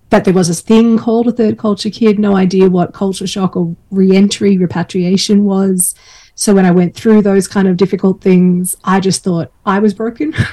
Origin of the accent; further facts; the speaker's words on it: Australia; um, so I grew up mostly in Australia uh, with a IBM family, so we got moved around a few times.